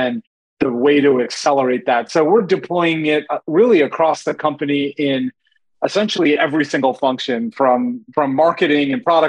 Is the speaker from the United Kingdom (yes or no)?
no; India; moved away; I mean, I'm Indian, I'm an immigrant. Like, we moved here in 1985.